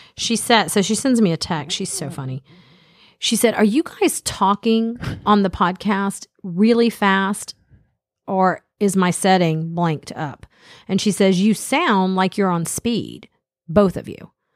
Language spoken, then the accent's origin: English; Smyrna, Georgia, United States; Dennis and I grew up in Smyrna, and we both went to Campbell High School.